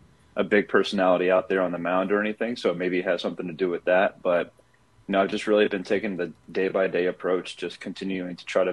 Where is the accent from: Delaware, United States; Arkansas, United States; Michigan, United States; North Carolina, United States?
North Carolina, United States; small town outside of Raleigh; moved away as an adult; also born or lived in Maryland; now in Los Angeles, United States; I'm from the East Coast, you know, small town outside of Raleigh, North Carolina